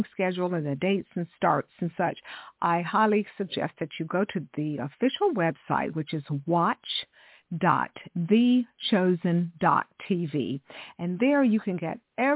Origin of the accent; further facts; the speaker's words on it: Texas, United States; I grew up in Texas